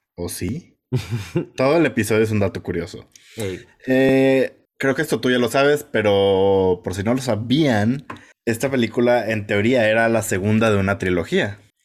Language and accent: Spanish; Mexico